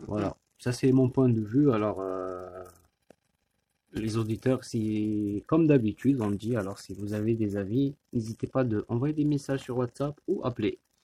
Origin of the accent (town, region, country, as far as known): Algeria; now in France